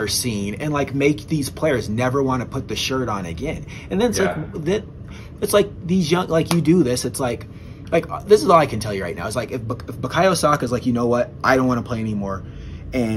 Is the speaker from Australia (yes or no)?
no; England, United Kingdom; born in England, I'm an English fan